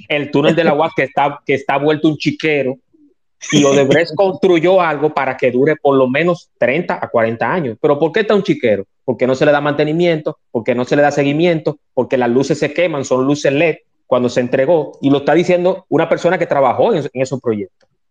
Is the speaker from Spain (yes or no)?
no; Dominican Republic; en mi país que quiero tanto